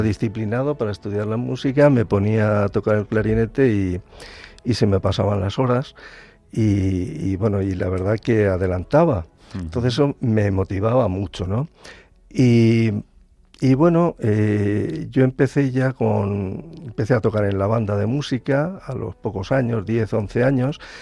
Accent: Alicante, Valencian Community, Spain; yo soy alicantino de nacimiento

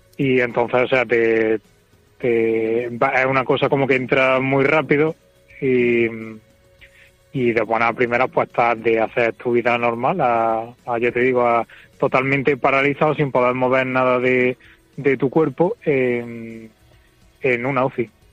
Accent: Córdoba, Andalusia, Spain; moved away as an adult; also born or lived in Madrid; now in Córdoba, Spain; soy de aquí, soy de Córdoba y me fui allí a trabajar

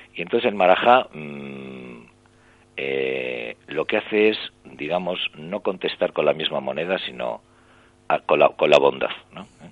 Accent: Santander, Cantabria, Spain; moved away; regresé a, mi, a Santander, yo soy de Santander

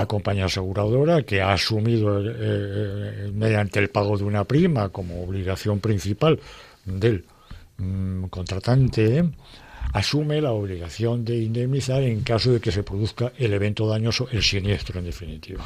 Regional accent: Madrid, Community of Madrid, Spain; de mi pueblo, que es Madrid

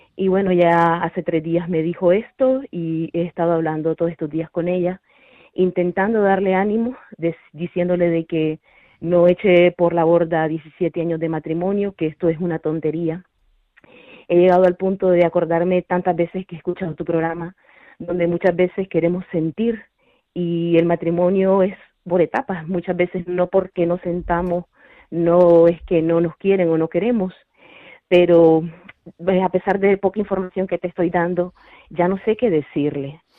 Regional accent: Toledo, Castilla-La Mancha, Spain; soy de Toledo.

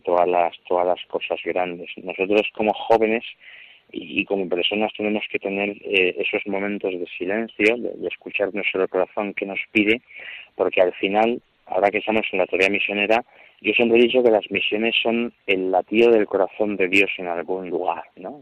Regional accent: Equatorial Guinea; moved away as an adult; now in Spain; soy de la diócesis de, de Vivellín, que es Begoña

